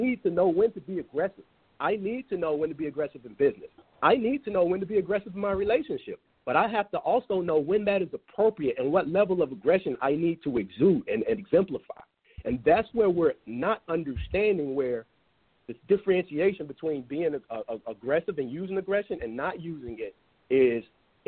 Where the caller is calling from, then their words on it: Dallas, Texas, United States; I am calling from Dallas, Texas.